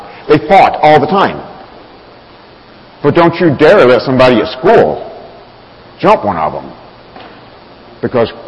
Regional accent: Alabama, United States; moved away; I grew up down south in Alabama, raised on a farm

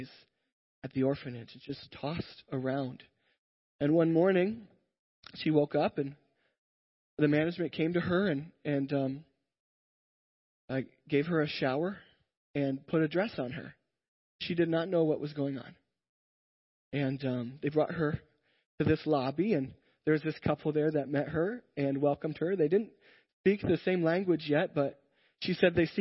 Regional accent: Iowa, United States; I am from Iowa

